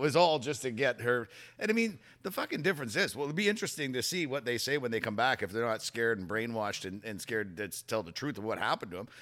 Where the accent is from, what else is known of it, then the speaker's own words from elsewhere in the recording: Canada; as a Canadian.